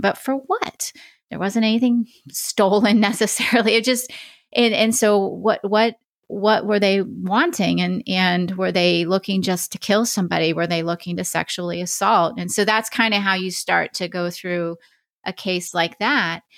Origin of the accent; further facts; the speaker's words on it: Oregon, United States; that's my home state